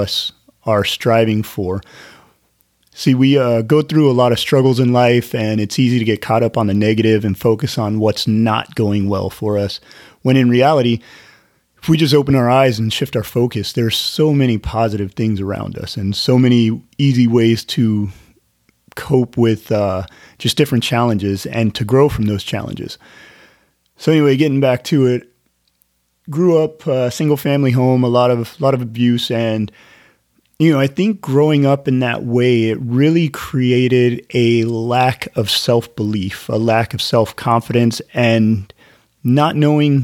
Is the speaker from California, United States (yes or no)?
yes; Northern California, United States; I grew up in Northern California